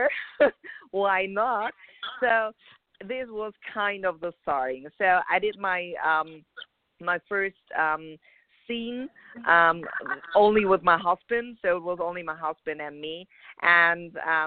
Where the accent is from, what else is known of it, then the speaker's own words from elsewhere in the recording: Germany; moved away as an adult; now in Los Angeles, United States; I'm from Germany. I moved over around about 2 years ago here to L.A., beautiful California.